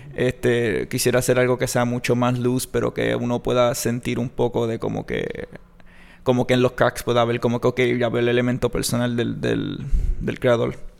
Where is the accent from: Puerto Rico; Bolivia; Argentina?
Puerto Rico; Mayagüez; soy de aquí de Mayagüez